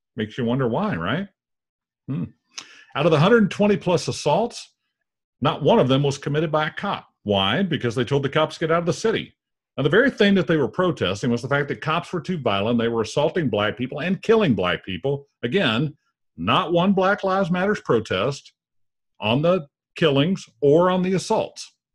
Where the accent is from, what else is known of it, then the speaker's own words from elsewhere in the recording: United States; our country